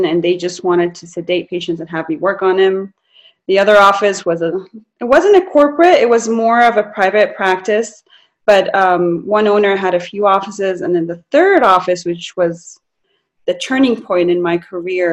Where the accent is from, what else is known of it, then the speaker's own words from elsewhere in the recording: Las Cruces, New Mexico, United States; moved away; also born or lived in Cairo, Egypt / California; grew up in Las Cruces, New Mexico, and I'm originally from Egypt, Cairo, Egypt, and moved back here permanently in 2016.